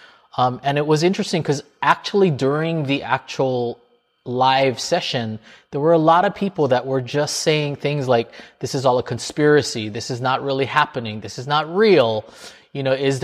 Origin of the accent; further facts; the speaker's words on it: Hawaii, United States; now in New York, United States; I'm from Hawaii